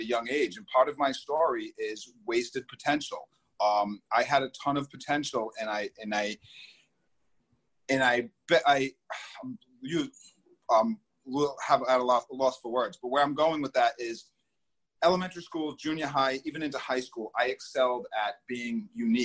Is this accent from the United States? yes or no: yes; East Providence, Rhode Island, United States; growing up in East Providence, I was really really fortunate